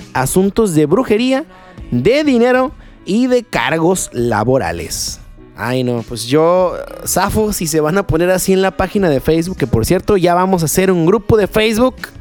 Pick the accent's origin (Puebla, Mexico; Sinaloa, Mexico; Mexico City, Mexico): Sinaloa, Mexico; Culiacán; yo soy de aquí de Culiacán